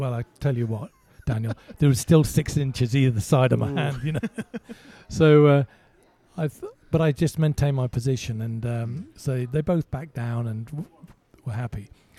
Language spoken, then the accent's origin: English; Malta; born there; moved away; So, but I was born in Malta, and so I qualified by birthright, if you like, to represent them in the Commonwealth Games